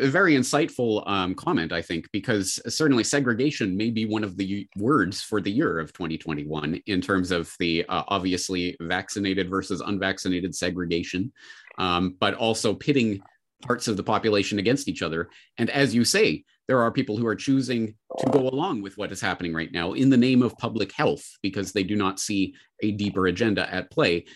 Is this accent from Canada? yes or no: yes; Calgary, Alberta, Canada; my hometown of Calgary